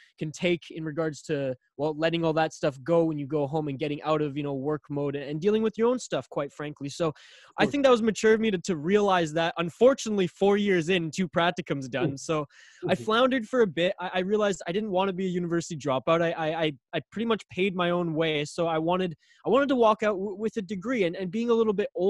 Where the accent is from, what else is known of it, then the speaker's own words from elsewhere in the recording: Vancouver Island, British Columbia, Canada; I'm from Vancouver Island, British Columbia, the Hawaii of Canada